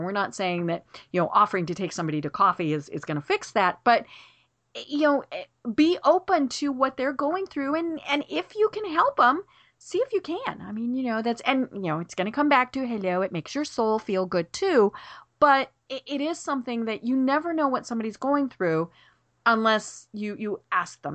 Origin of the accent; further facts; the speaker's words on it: Colorado, United States; I'm from Colorado